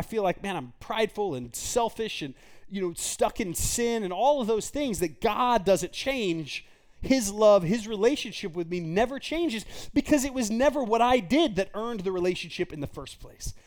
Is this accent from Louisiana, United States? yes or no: no; Texas, United States; I grew up in Texas, the Bible Belt